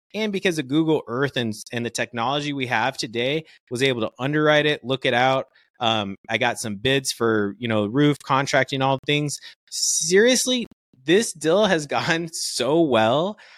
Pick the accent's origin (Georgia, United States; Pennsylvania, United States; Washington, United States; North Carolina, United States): Georgia, United States; Stone Mountain; moved away as an adult; also born or lived in Kentucky; now in Phoenix, United States; I grew up actually in Atlanta, Georgia, in a little place called Stone Mountain, Georgia